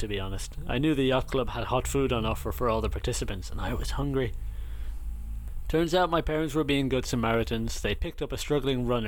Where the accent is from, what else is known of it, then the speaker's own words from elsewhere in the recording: Ireland; moved away as an adult; growing up in Ireland